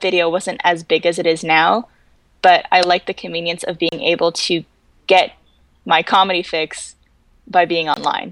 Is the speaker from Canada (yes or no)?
yes; Canada; moved away; I was from Canada